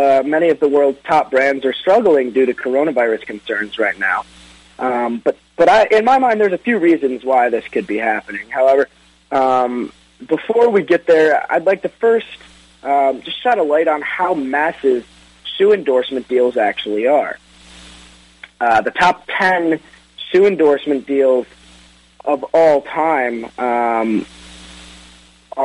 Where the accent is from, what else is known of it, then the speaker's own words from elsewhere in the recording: Detroit, Michigan, United States; my hometown Detroit